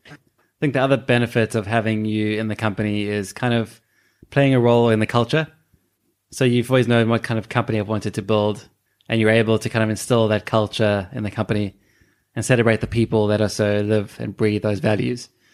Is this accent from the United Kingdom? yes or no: no; South Africa; moved away; we're immigrants from South Africa